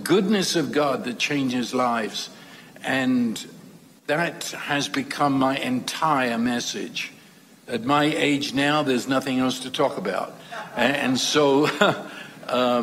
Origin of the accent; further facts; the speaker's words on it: London, United Kingdom; I was raised in London during World War II.